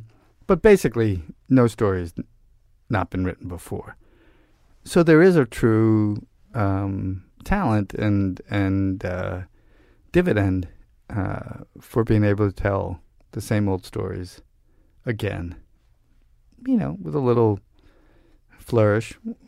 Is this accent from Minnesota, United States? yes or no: no; Brooklyn, New York, United States; For all my, bullshit bravado and, whatever about growing up in Brooklyn, I grew up with a group of guys who, were classic sort of Brooklyn.